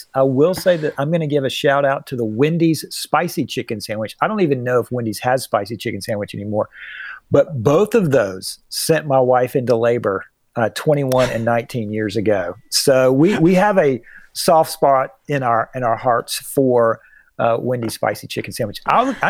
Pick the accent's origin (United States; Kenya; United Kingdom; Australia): United States; Atlanta, Georgia; I grew up in Atlanta.